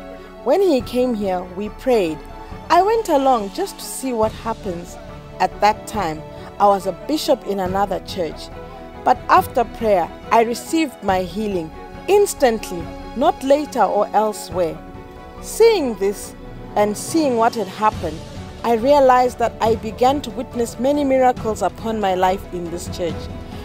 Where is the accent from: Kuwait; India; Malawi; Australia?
Malawi; Salima, Central Region; also born or lived in Doha, Qatar; I came from Doha, where I was arrested, but I am from Salima, TA Gambalami.